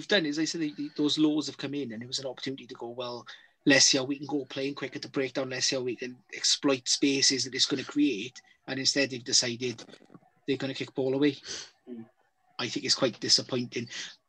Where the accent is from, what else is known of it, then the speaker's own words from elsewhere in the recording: Wales, United Kingdom; I'm Welsh.